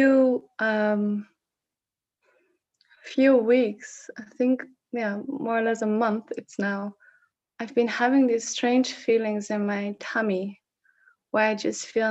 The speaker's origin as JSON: {"language": "English", "country": "Netherlands", "first_language": "Dutch", "second_language": "English", "said": "I am Dutch, but I'm almost sometimes at times unable to actually talk in Dutch when it comes to expressing myself, what is there. And it's interesting because Dutch is my native language."}